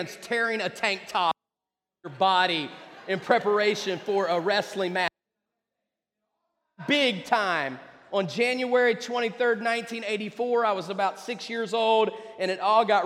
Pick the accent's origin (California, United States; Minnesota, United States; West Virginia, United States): West Virginia, United States; moved away; I grew up in West Virginia.